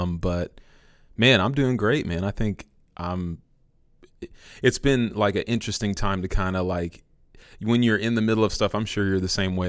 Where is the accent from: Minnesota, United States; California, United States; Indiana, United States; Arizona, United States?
California, United States; San Francisco; moved away as an adult; now in Villa Rica, United States; I'm originally from San Francisco. I moved here about five years ago